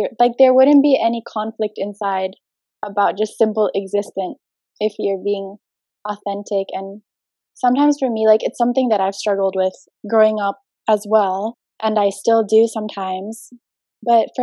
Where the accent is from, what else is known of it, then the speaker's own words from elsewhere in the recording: Jakarta, Indonesia; I'm half Indonesian. I'm half American. I was born and raised in Jakarta